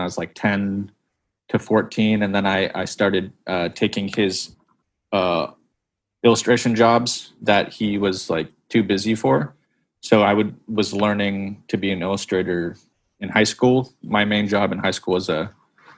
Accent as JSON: {"language": "English", "area": "25 miles north of Seattle", "region": "Washington", "country": "United States", "tie": "born or raised there", "also_born_or_lived": "Santa Monica, California", "said": "I was born in Santa Monica, but I grew up in Washington in the. Up 25 miles north of Seattle"}